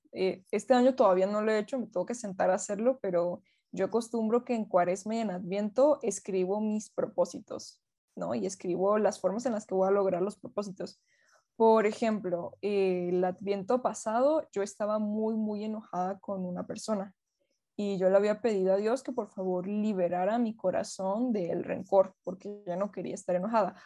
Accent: Venezuela; Yo soy venezolana

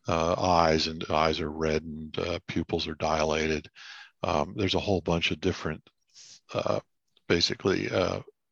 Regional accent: Shoemakersville, Pennsylvania, United States; also born or lived in Maiden Creek Township, Pennsylvania / Reading, Pennsylvania; I was born in St. Joseph's Hospital back in the days when the dinosaurs roamed, that part of Reading. I grew up in Perry Township, Shoemakersville. Okay. I lived there till I was 13, and then my family moved to northwestern Pennsylvania

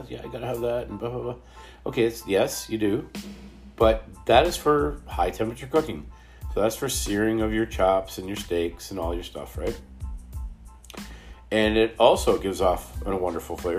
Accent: Canada; we're from Canada

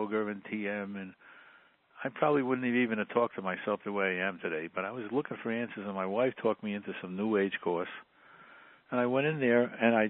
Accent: New York City, New York, United States; I grew up in the Bronx in a relatively poor family

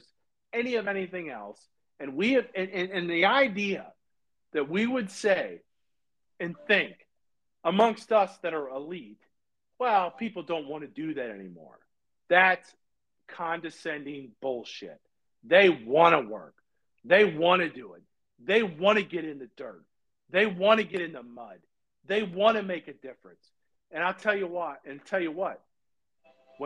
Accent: United States; We are Americans. We believe in America. We are patriotic American people

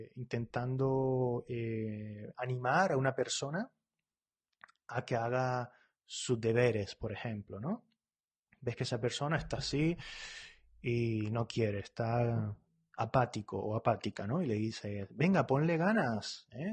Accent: Spain; yo soy de España

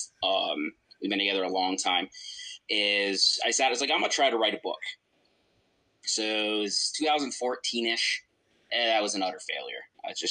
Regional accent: northern New York, United States; moved away; also born or lived in Nebraska; I'm literally from the Canadian border

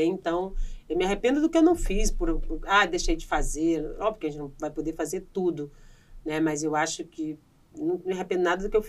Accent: Northeast Region, Brazil; Eu sou nordestina

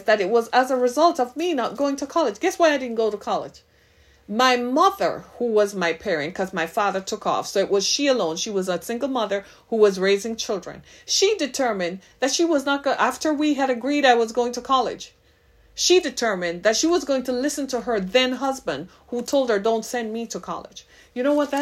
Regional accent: Jamaica; now in Detroit, United States; I am Jamaican by birth, by ethnicity.

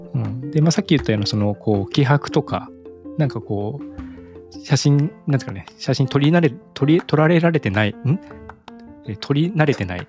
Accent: Ibaraki, Japan; now in Tokyo, Japan; 僕の田舎の方は茨城ですけど、茨城の田舎の方

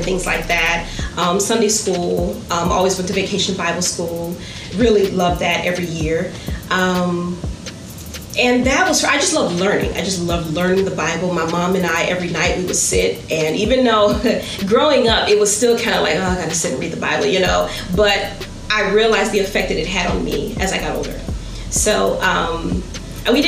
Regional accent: Cleveland, Ohio, United States; moved away as an adult; also born or lived in Atlanta; now in Washington, D.C., United States; I'm originally from Cleveland, Ohio. Been here born and raised

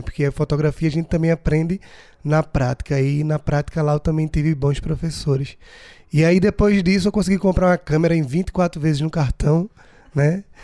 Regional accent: Brazil; nasci no Brasil, sou brasileiro

